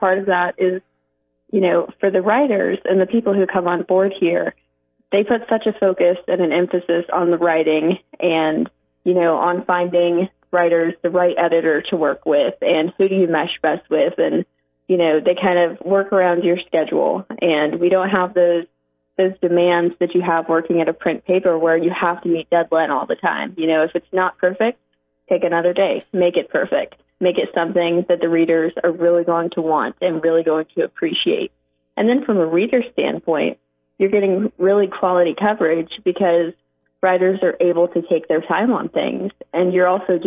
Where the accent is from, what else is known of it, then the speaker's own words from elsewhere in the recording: Oklahoma, United States; moved away as an adult; also born or lived in Connecticut; I'm from Oklahoma